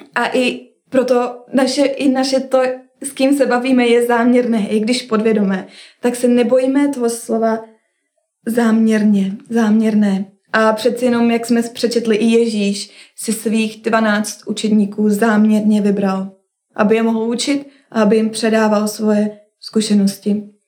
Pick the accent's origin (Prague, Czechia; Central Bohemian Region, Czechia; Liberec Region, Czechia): Central Bohemian Region, Czechia; Kolín; moved away as an adult; u nás v Kolíně